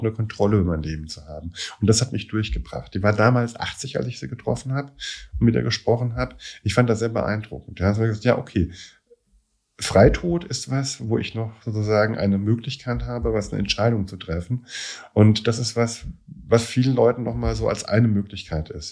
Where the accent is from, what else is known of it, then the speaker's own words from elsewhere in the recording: Germany; also born or lived in Scotland; Ich als, als Deutscher hier, zweiter Dienst in Schottland